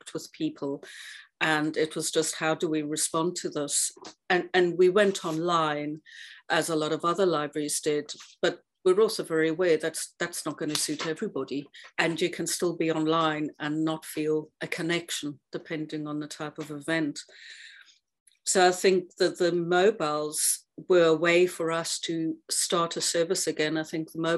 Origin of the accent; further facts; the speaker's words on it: Cape Town, Western Cape, South Africa; now in Western Isles, United Kingdom; growing up in Cape Town